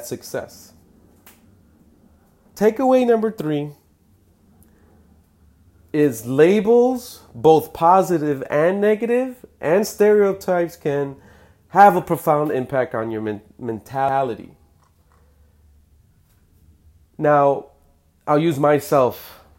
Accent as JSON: {"language": "English", "town": "Chicago", "region": "Illinois", "country": "United States", "tie": "born or raised there", "said": "I'm from Chicago"}